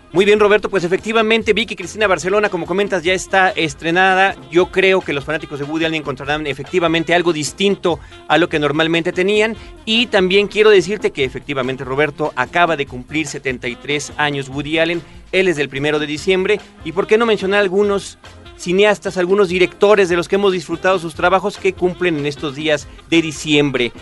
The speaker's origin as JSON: {"language": "Spanish", "country": "Mexico"}